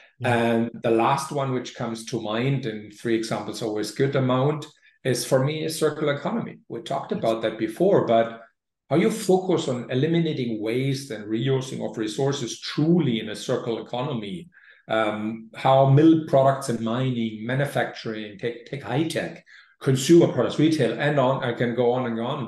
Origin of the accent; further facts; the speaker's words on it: Germany; moved away; my home country, Germany